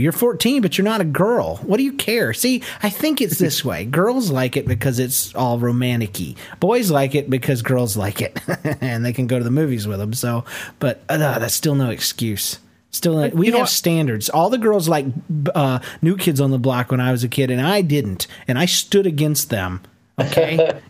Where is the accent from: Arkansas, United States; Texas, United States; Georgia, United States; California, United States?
Georgia, United States; Rome; Since I was raised in Rome, Georgia, the Southern accent was pretty prevalent.